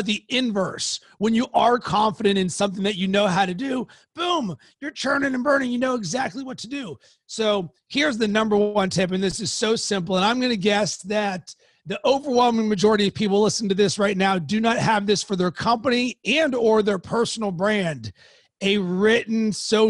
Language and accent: English; Pittsburgh, Pennsylvania, United States; now in Chicago, United States; from Pittsburgh